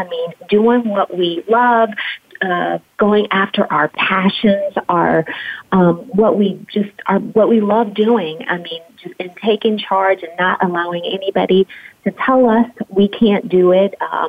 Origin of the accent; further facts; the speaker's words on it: Tennessee, United States; also born or lived in San Francisco; now in Atlanta, United States; My story started from, I'm from Tennessee. I lived all over the world, landed here in Atlanta from San Francisco, California.